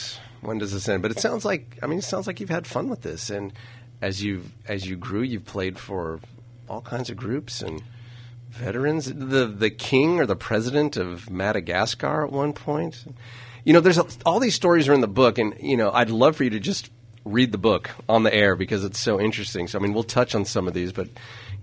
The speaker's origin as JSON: {"language": "English", "town": "St. Helena", "region": "California", "country": "United States", "tie": "born or raised there", "said": "I grew up in St. Helena"}